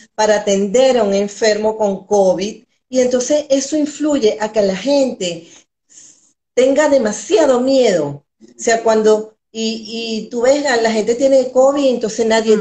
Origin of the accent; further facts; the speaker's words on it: Venezuela; also born or lived in Valencia, Venezuela; soy una mujer venezolana, todavía viviendo en Venezuela